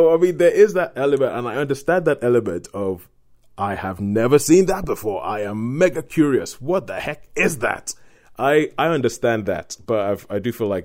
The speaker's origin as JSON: {"language": "English", "country": "Nigeria", "tie": "born or raised there", "said": "growing up in Nigeria"}